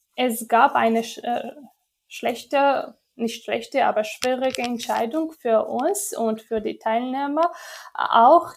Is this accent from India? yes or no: no; Georgia; German is a second language